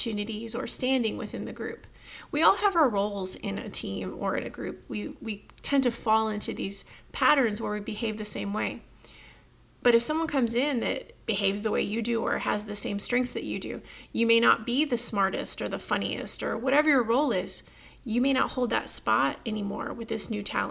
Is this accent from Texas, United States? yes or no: yes; Texas, United States; I'm from Texas